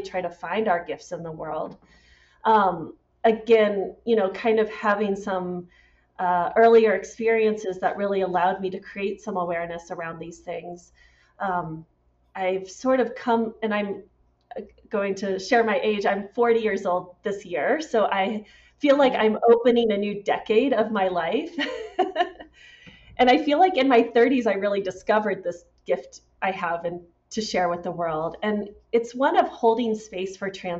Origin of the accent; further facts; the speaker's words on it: St. Louis, Missouri, United States; also born or lived in Washington State / Iowa; I always say I grew up in St. Louis, Missouri, and I was born in Washington State.